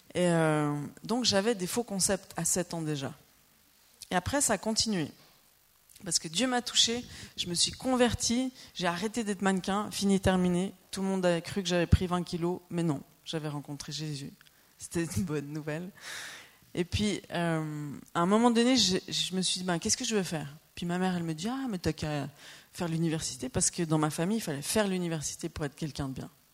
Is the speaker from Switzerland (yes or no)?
yes; Lausanne region, Vaud, Switzerland; moved away as an adult; also born or lived in Normandy; now in Annecy, France; on est suisse. On vient de la région de Lausanne